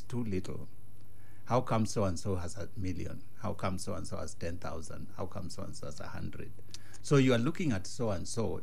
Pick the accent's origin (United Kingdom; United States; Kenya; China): Kenya; that's my village